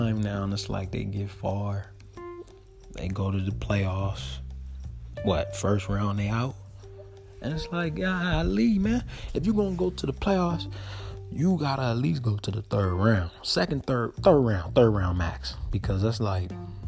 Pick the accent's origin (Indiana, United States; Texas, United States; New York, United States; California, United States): California, United States; I'm from Cali.